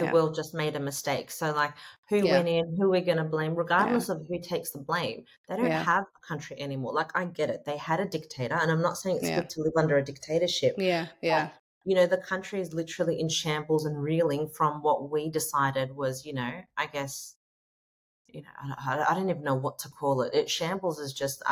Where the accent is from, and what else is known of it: Australia